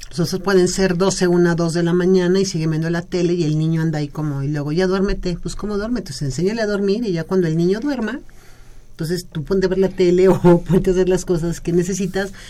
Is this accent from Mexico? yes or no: yes; Mexico; lenguaje que tenemos como mexicanos